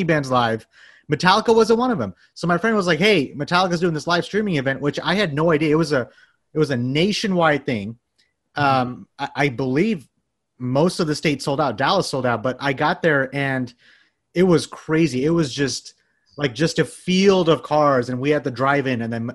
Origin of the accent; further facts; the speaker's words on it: Bangladesh; I'm from Bangladesh. We have a small metal community that's been growing every year